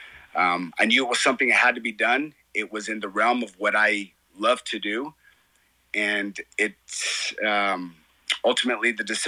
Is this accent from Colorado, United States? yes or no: yes; Colorado Springs, Colorado, United States; Colorado is my home. I moved here when I was 4 years old.